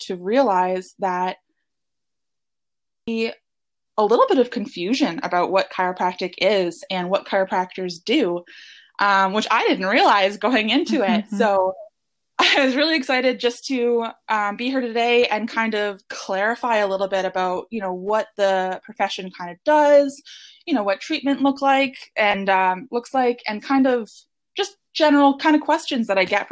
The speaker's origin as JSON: {"language": "English", "town": "Hamilton", "region": "Ontario", "country": "Canada", "tie": "born or raised there", "also_born_or_lived": "Guelph, Ontario", "said": "I grew up in the Hamilton, Ontario area. And now I'm actually a chiropractor working back in the same area near where I grew up."}